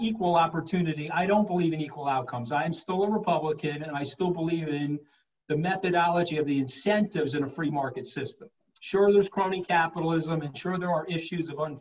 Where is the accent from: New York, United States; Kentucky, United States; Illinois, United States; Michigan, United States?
New York, United States; Long Island; I'm an Italian-American from Long Island